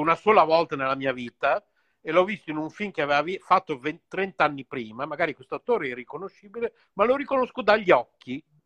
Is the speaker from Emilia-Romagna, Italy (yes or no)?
yes; Bologna, Emilia-Romagna, Italy; siamo due bolognesi. Tra virgolette, doc, perché poi non lo so se si può dire che io sono doc, visto che mia madre è tedesca, mio padre era di Comacchio